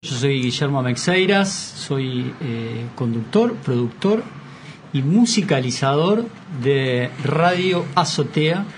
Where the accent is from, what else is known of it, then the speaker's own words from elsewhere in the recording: Uruguay; como buenos uruguayos que somos